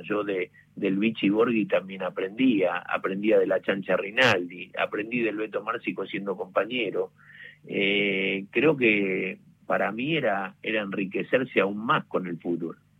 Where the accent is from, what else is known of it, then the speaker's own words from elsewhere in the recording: Club San Miguel, Buenos Aires, Argentina; el Club San Miguel, donde yo nací, me crié